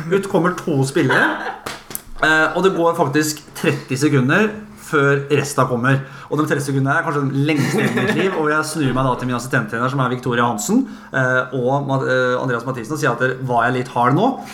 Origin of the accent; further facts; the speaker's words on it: Fredrikstad, Østfold, Norway; jeg er fra Kråkerøy. Jeg er jo Kråkerøy-gutt og født og oppvokst i båt